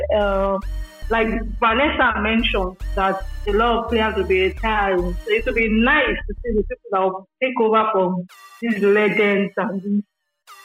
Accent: Nigeria; I'm a Nigerian

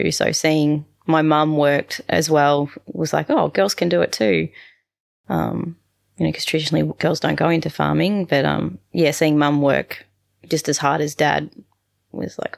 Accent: New England, United States; we had horses growing up in the New England.

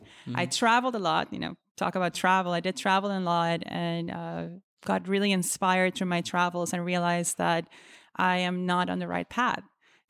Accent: Aruba; moved away as an adult; now in New York, United States; But really when I moved to New York in 2008, I was born and raised in the Caribbean, believe it or not, on the small island of Aruba.

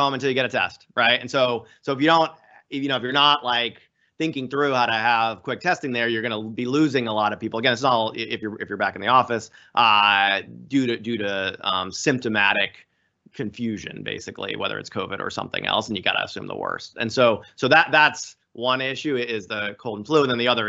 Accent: Florida, United States; now in Boston, United States; I grew up down in Florida, and we used to, as kids, graph hurricanes

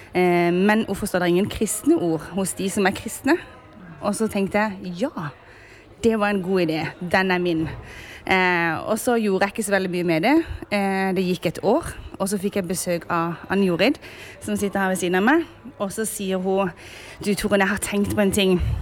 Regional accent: Sørlandet, Southern Norway, Norway; Og så kommer vi fra Sørlandet

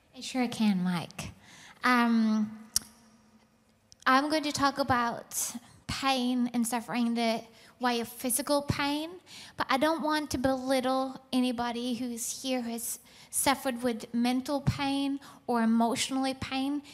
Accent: Norway; moved away; I was born in Norway, raised by amazing parents.

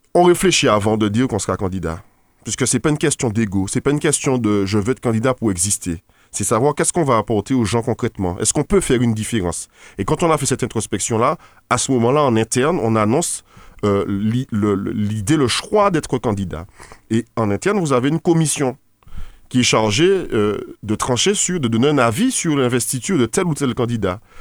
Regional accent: Martinique; en tant que Martiniquais

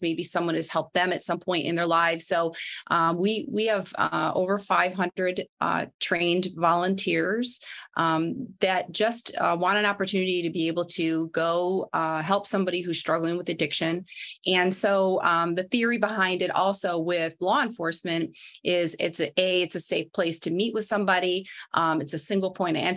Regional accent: Midwest, United States; moved away; I'm from the Midwest

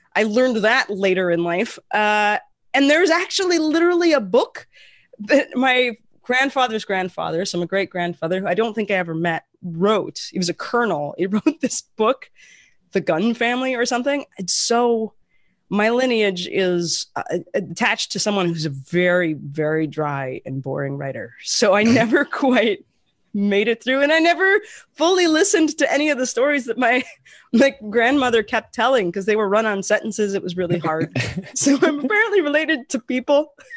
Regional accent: Portland, United States; moved away as an adult; also born or lived in Las Vegas; I grew up in Portland

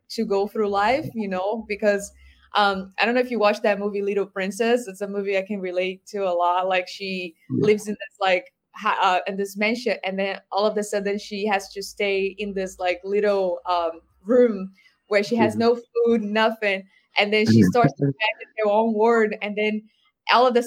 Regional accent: Brazil; moved away; I grew up in Brazil, I listened to a lot of Brazilian singers

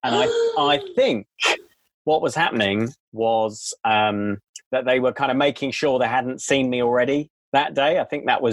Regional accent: United Kingdom; As a British person

